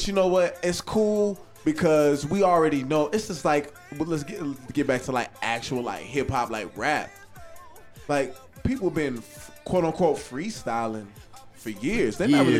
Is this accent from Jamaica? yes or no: no; San Antonio, Texas, United States; also born or lived in California; I grew up in San Antonio.